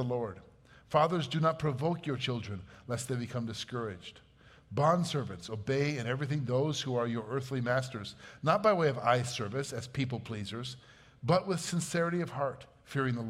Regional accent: Batavia, Illinois, United States; volunteering as a high school football coach in my hometown, Batavia

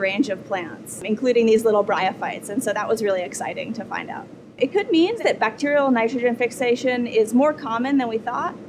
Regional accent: New Hampshire, United States; also born or lived in Montana; now in Kentucky, United States; I grew up in New Hampshire and then lived in Montana

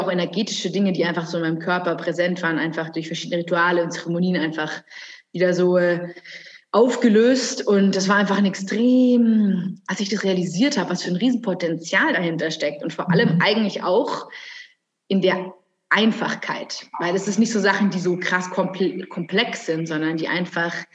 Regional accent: Bavaria, Germany; also born or lived in Munich / Brazil; genau, also … ähm, ich bin gebürtige Münchnerin, also bin aber dann am Land hier groß geworden

